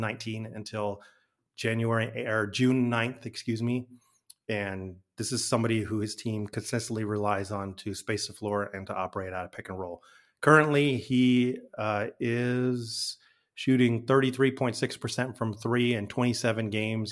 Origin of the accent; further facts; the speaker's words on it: Albuquerque, New Mexico, United States; moved away; I'm from Albuquerque originally